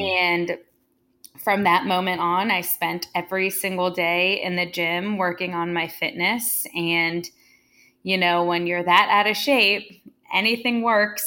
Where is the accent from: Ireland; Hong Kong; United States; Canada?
United States; Santa Monica, California; I was born and raised in Santa Monica, California